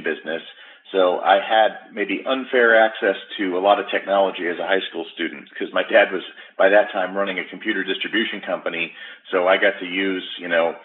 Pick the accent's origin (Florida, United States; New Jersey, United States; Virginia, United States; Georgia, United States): New Jersey, United States; New Jersey outside Philadelphia, United States; moved away as an adult; now in Seattle area, United States; I grew up in New Jersey outside Philadelphia, and I came out to the Seattle area to work for Microsoft long ago